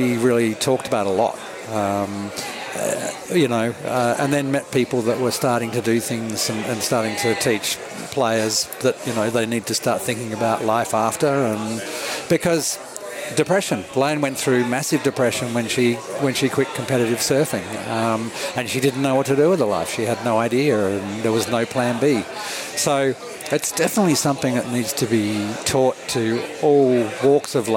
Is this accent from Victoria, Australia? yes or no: no; Sydney, New South Wales, Australia; also born or lived in Melbourne; I was from Melbourne, so I didn't follow. We moved to Sydney when I was 8